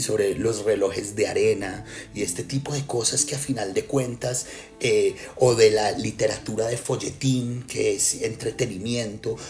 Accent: Colombia; also born or lived in Israel; now in Spain; yo ahorita vivo en España, yo viví en Israel, eh, eh, nací en Colombia

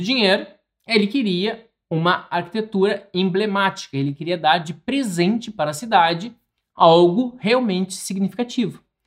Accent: Porto Alegre, Rio Grande do Sul, Brazil; Eu sou de Porto Alegre

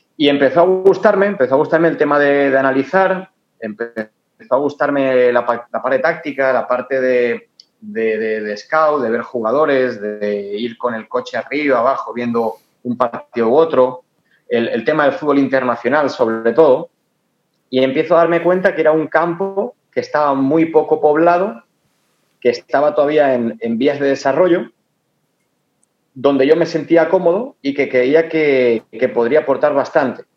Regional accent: Torrent, Valencian Community, Spain; moved away as an adult; now in Ecuador; para Torrent, de donde soy yo

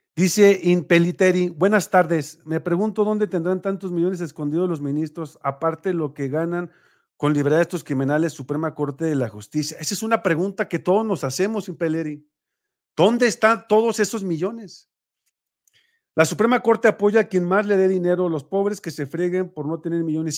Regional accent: Mexico; como mexicanos

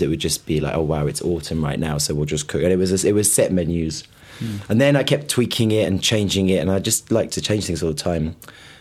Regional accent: Birmingham, West Midlands, United Kingdom; I'm from Birmingham, you know, quite in the city

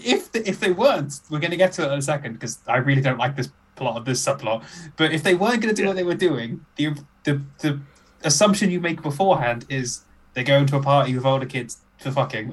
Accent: United Kingdom

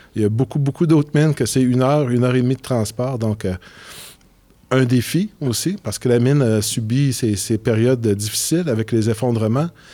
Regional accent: Quebec City, Quebec, Canada; moved away as an adult; je viens de la ville de Québec.

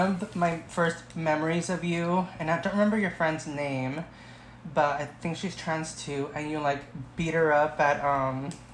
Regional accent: Oxnard, California, United States; like most ghetto Oxnard girls

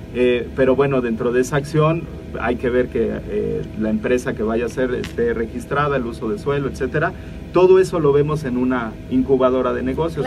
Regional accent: Mexico; como mexicanos

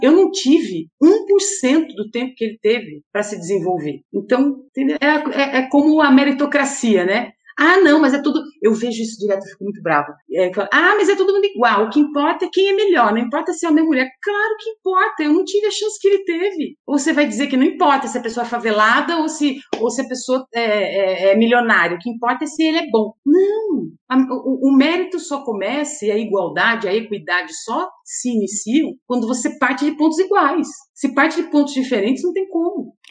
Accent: Jundiaí, São Paulo, Brazil; de Jundiaí, que é a minha cidade natal

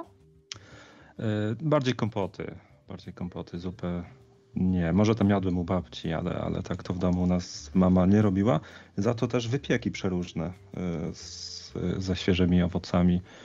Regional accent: Poland; moved away; pochodzę z Zagłębia, gdzie ludzie mają bardzo dużo truskawek

